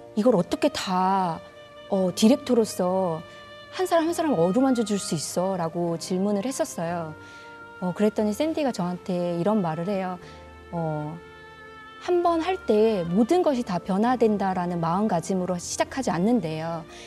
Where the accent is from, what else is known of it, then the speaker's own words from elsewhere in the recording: Haenam, South Jeolla, South Korea; moved away; 제 땅끝 마을, 제 고향으로 다시 돌아가서